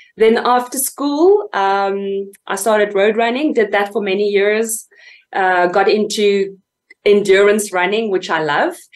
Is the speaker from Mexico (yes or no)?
no; Fort Beaufort, Eastern Cape, South Africa; it literally started in a small little town called Fort Beaufort in the Eastern Cape, uh, where I was raised.